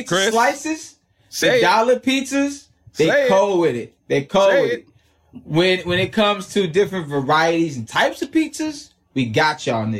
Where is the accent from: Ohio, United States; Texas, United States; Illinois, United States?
Illinois, United States; Chicago; now in Los Angeles, United States; Chicago makes us crazy though, because it makes us like, yeah, I'm from Chicago. This ain't cold. I find myself being like that in L.A. all the time.